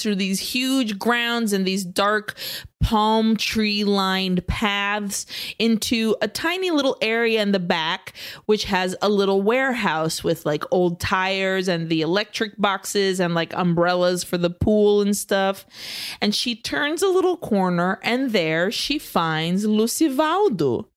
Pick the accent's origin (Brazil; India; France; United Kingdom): Brazil; also born or lived in Nicaragua; now in United States; growing up in Brazil and in Nicaragua